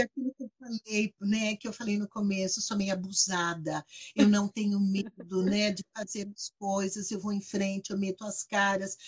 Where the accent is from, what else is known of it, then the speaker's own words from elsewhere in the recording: Brazil; eu sou brasileira